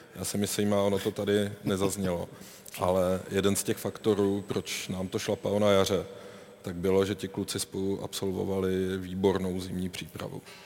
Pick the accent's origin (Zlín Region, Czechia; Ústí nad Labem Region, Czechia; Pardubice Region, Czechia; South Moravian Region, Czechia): South Moravian Region, Czechia; Brno; jako Brňák jsem, navždy, navždy budu